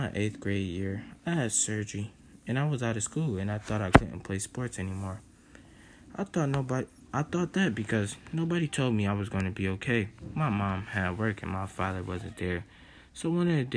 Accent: Buffalo, New York, United States; growing up in Buffalo, New York

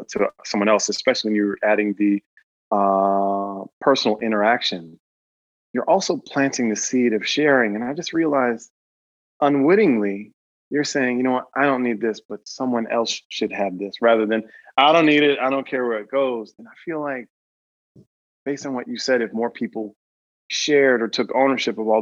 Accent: Cleveland, Ohio, United States; we're from Cleveland

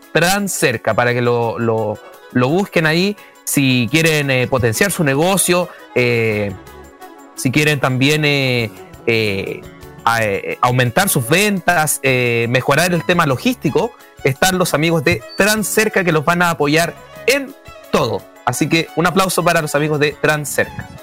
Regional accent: Puerto Montt, Los Lagos, Chile; moved away; Yo soy, yo soy oriundo de Puerto Montt

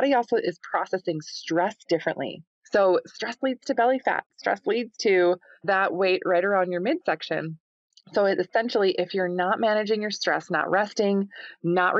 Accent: Minnesota, United States; I'm from Minnesota, grew up on a small goat farm here

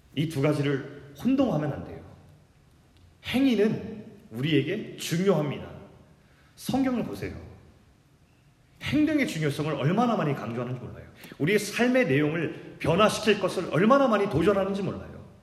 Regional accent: South Korea; also born or lived in Jamsil, Seoul; 거기서 태어났는데 제 아버지가 농촌 목회를 하신다고 태어난 지 제가 몇 개월 되지 않아 가지고 정말 시골로 갔어요. 그때부터 이제 시골의 라이프가 이제 시작됩니다

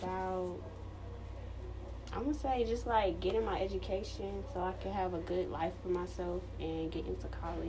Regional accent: Phenix City, Alabama, United States; I'm from Phoenix City, Alabama, here. I've lived here my whole life.

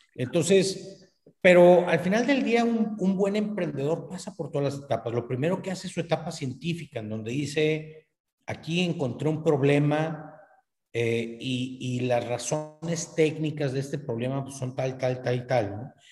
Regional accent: northern Mexico, Mexico; aquí en, el norte de México, los norteños somos buenos a los negocios, entonces como buen, como buen norteño

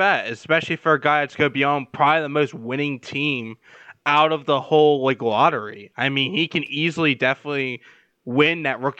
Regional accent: Philadelphia, Pennsylvania, United States; I'm from the Philadelphia area.

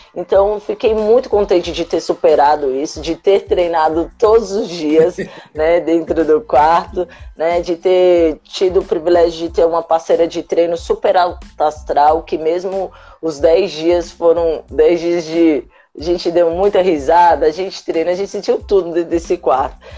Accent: Brasília, Federal District, Brazil; Eu sou natural de Brasília, na cidade satélite da Ceilândia

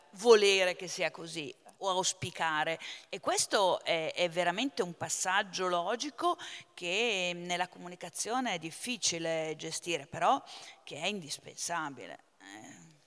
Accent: Lombardy, Italy; io vengo dalla Lombardia

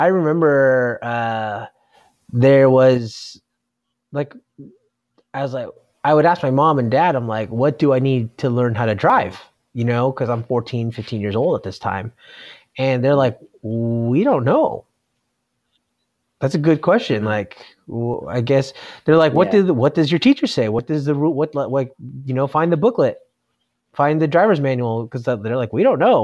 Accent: Simi Valley, California, United States; I grew up in Simi Valley

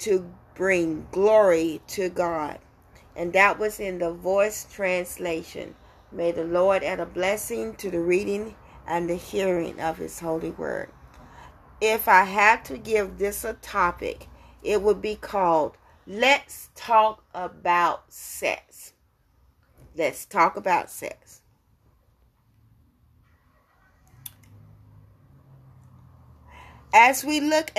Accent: America's Deep South, United States; when I was growing up in America's Deep South

